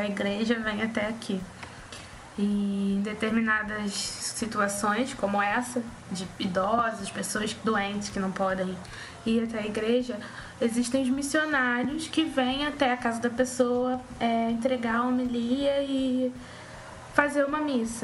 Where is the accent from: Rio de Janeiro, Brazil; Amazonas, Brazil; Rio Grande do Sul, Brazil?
Rio de Janeiro, Brazil; accent: carioca